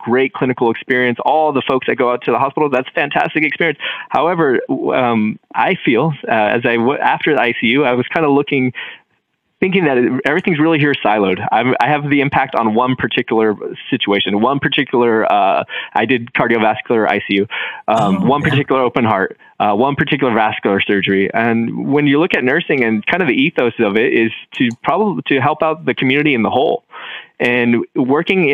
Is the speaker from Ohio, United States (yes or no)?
no; Bakersfield, California, United States; Some of the most desperate and tough situations that I've ever seen in my entire life have been right here in my hometown